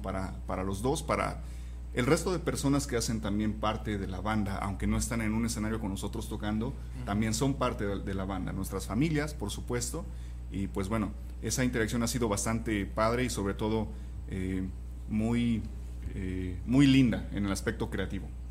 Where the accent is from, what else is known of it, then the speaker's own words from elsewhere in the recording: Pachuca, Hidalgo, Mexico; now in Guadalajara, Mexico; yo no soy de Guadalajara, soy de Pachuca